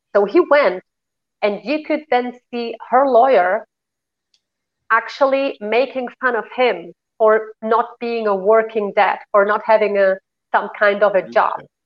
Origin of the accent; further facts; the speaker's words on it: Spain; moved away; also born or lived in Germany; I was raised in Spain